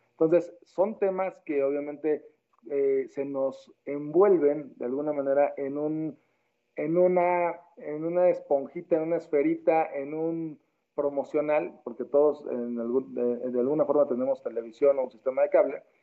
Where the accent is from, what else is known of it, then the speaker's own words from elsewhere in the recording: Mexico; en mi país de origen, que es México